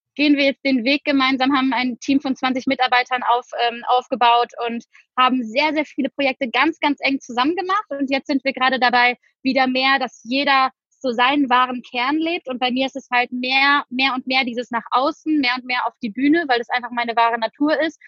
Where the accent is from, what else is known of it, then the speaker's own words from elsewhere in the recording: Cologne, North Rhine-Westphalia, Germany; moved away as an adult; also born or lived in Düsseldorf; now in Bali, Indonesia; komme aber gebürtig aus Köln